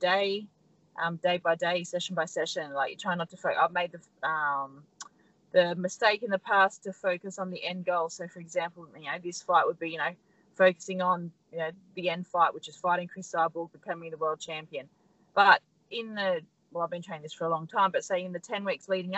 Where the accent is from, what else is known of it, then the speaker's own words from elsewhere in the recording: Australia; We're very, very lucky to be Australians.